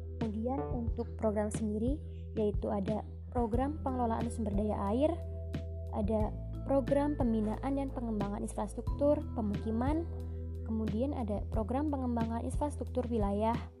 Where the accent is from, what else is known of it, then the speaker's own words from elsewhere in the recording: Demak, Central Java, Indonesia; asal daerah saya, yaitu Kabupaten Demak